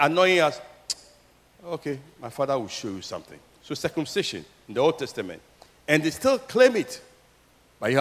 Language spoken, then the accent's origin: English; Keta, Volta, Ghana; My hometown, Keta, where I was born, many houses are gone.